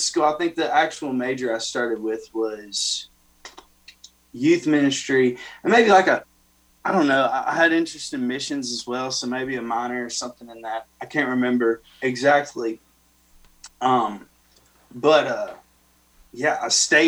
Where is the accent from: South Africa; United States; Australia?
United States; Fairview, Tennessee; also born or lived in Nashville; I was born in Nashville at Baptist Hospital, and both my parents are from Fairview, which is a small town about 45 minutes towards Memphis down I-40, and that's where I grew up.